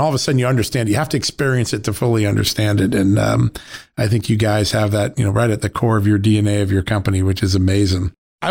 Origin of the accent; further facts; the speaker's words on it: United States; I grew up on Long Island Sound